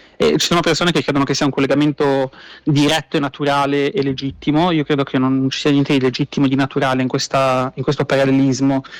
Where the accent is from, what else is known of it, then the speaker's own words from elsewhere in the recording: Milan, Lombardy, Italy; moved away as an adult; now in Israel; Sono nato a Milano